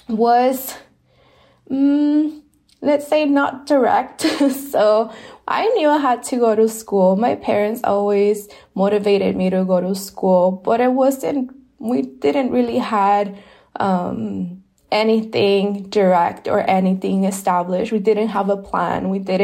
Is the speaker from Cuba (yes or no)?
no; San Ysidro, California, United States; and I am originally from San Isidro, Tijuana border area, so I stayed local. All my family is still in San Isidro, Tijuana area